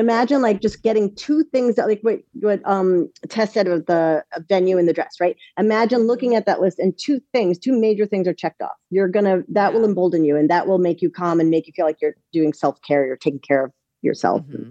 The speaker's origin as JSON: {"language": "English", "region": "East Coast", "country": "United States", "moved": "yes", "lives_now": "Los Angeles, United States", "said": "we're from the East Coast"}